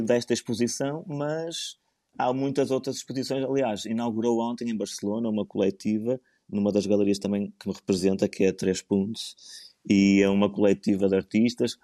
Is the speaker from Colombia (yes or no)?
no; Porto, Norte, Portugal; now in Leça da Palmeira, Portugal; eu nasci no Porto e vivo na fantástica Lessa da Palmeira, na melhor terra de Portugal